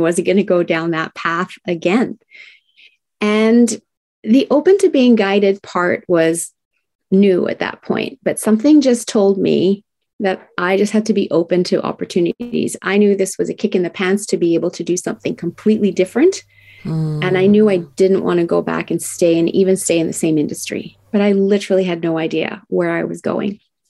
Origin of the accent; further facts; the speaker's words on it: Tokyo, Japan; I was raised in Tokyo, Japan, and it was the 1970s.